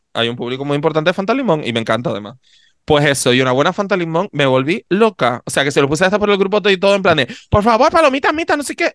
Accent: Canary Islands, Spain; accent: Canarian; los canarios cuando vamos fuera nos volvemos imbéciles. O, porque a mí me pasa que de repente estoy fuera y como escucho gente que no tiene mi acento, me canarizo más todavía.

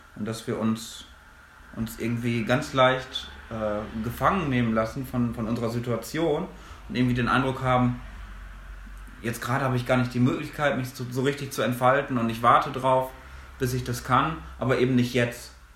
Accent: Minden-Lübbecke district, North Rhine-Westphalia, Germany; moved away as an adult; also born or lived in Münster; now in Ruhr area, Germany; ich komme aus der gleichen Gegend, aus der auch Maxi kommt, nämlich aus dem schönen Mühlenkreis im Kreis Minden-Lübbecke. Wir kommen aus dem gleichen Dorf

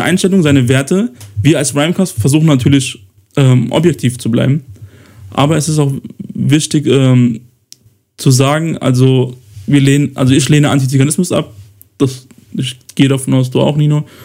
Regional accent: Kosovo; moved away; ich ja im Kosovo geboren wurde

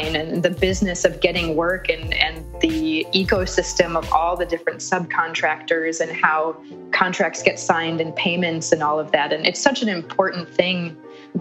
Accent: Chicago, Illinois, United States; moved away as an adult; also born or lived in Milwaukee, Wisconsin; growing up in Chicago and the childhood

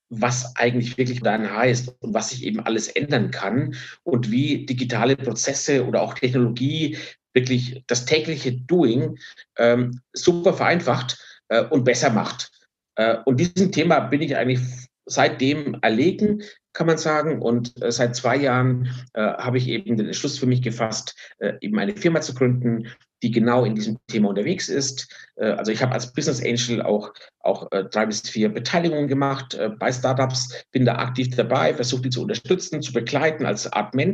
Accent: Bavaria, Germany; born there; Ich bin 50 Jahre alt, bin äh, gebürtig aus Franken, äh, bin aber schon lange nicht mehr dort.

